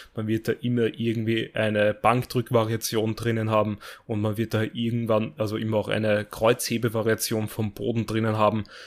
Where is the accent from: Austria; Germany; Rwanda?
Austria; bei uns in Österreich